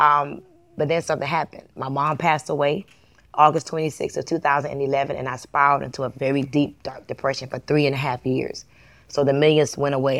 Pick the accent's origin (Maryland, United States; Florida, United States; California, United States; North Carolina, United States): Florida, United States; Miami; moved away as an adult; also born or lived in Atlanta, Georgia; I'm from Miami, and in Miami, it's a lot of Latinos that are successful